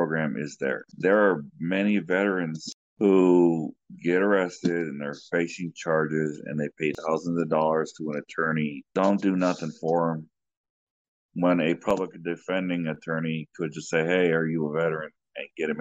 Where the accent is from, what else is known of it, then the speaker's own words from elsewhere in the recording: United States; I'm just American